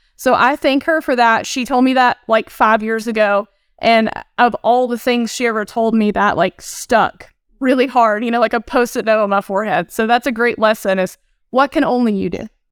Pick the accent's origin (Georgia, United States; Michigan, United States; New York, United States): Georgia, United States; Northeast Georgia mountains, United States; moved away; today I'm actually in the Northeast Georgia mountains. So I'm visiting some family. This is where I'm originally from, about two hours north of Atlanta